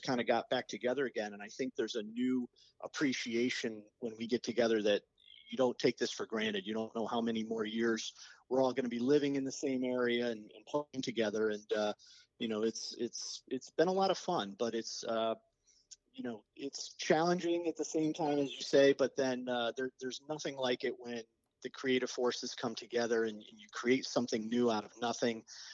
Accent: Cheshire, Connecticut, United States; We grew up in Cheshire together

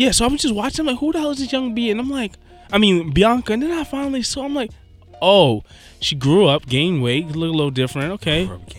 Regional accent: New York City, New York, United States; we're from New York.

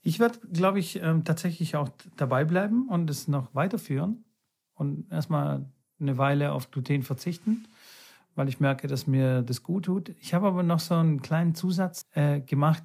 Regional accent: Bulgaria; moved away; meine alte Heimat

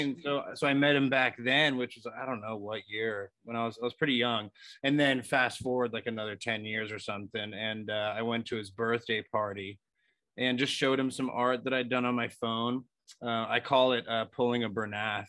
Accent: Los Angeles, California, United States; born and raised in Los Angeles.

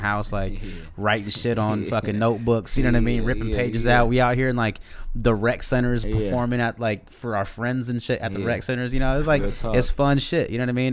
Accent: Seattle, Washington, United States; We're from Seattle

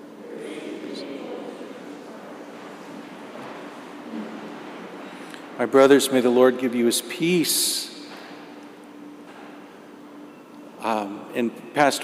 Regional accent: Indiana, United States; I grew up in Indiana. So I grew up in the farmlands

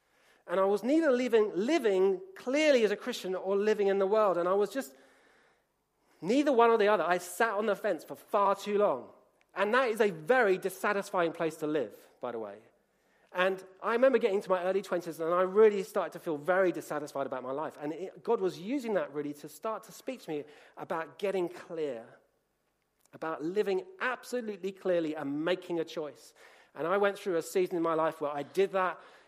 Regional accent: Colombia; I grew up in Colombia.

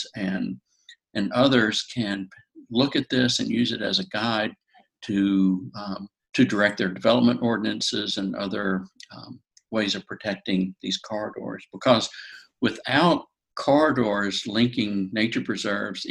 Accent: North Carolina, United States; I'm from North Carolina and I've lived in different areas of the state

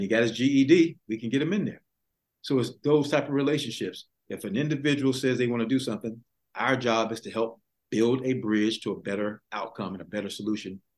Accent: Augusta, Georgia, United States; I was born right here in Augusta, Georgia, South Augusta

